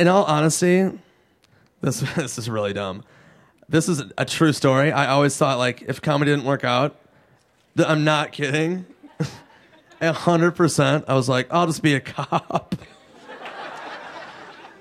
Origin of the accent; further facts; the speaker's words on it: Minnesota, United States; I'm from Minnesota. We had Jesse the Body Ventura